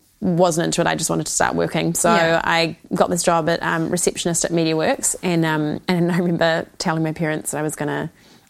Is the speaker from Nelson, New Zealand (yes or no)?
no; Waiheke Island, Auckland, New Zealand; also born or lived in Sydney, Australia; So I was born in Sydney, but I moved to Waiheke when I was 5. So I feel like I'm more New Zealander than Australian. So I grew up on Waiheke Island with my sister and my mum and dad